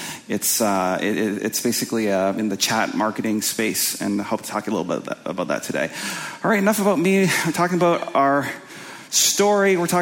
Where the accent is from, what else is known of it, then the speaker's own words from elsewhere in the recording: Winnipeg, Manitoba, Canada; I'm from Canada, from a kind of a place called Winnipeg